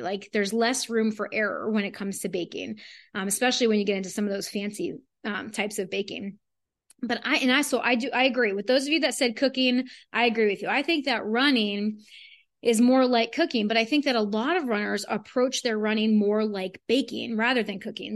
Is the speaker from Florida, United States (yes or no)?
yes; South Florida, United States; I'm from South Florida